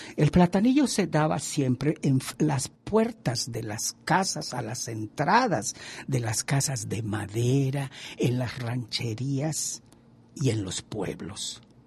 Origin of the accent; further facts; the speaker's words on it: Mexico; Y yo como mexicano